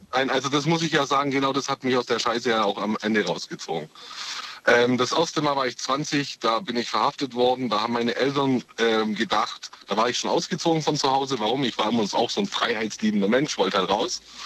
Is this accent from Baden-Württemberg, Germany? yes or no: yes; Ulm, Baden-Württemberg, Germany; Aus der Ulmer Ecke.